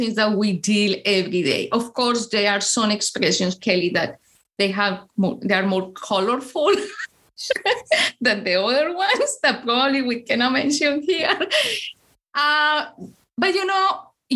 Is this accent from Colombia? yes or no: yes; Colombia; English is a second language; moved away as an adult; now in Chicago, United States; I am from Colombia